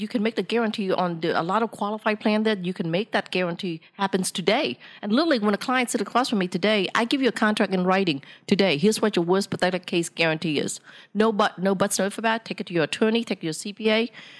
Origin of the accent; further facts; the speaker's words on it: Vietnam; English is a second language; you asked me earlier, what country am I from? I said, I'm from Vietnam.